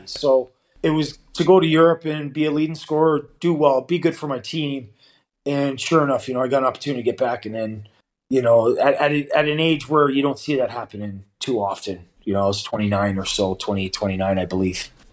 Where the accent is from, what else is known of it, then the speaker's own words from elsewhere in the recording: Toronto, Ontario, Canada; moved away as an adult; now in Davos, Switzerland; I was raised um, in the east end of Toronto uh, from an early age down at Broadview and Queen area.